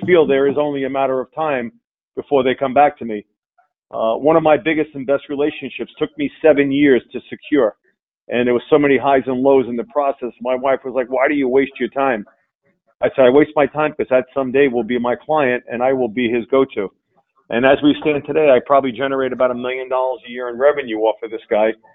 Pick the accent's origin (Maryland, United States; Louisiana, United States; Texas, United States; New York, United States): New York, United States; Long Island; I grew up on uh, Long Island uh, with a with a single mom